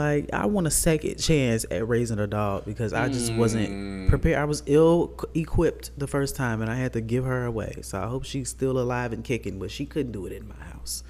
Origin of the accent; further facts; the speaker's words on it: Chicago, Illinois, United States; I'm from Chicago.